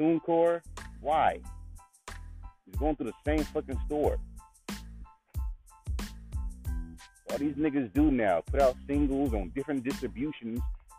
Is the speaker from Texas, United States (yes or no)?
no; California, United States; I grew up in California.